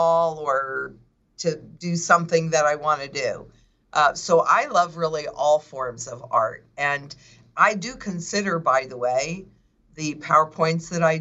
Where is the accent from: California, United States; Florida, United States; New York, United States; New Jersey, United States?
New York, United States; Kingston; moved away; that's my hometown, is Kingston